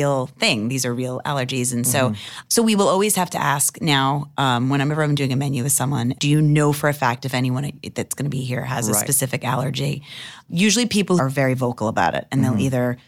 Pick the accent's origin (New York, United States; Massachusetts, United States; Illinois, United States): New York, United States; Long Island; We're from Long Island